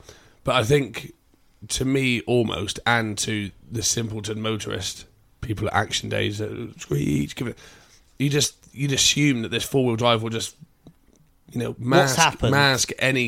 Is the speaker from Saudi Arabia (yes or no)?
no; England, United Kingdom; I'm English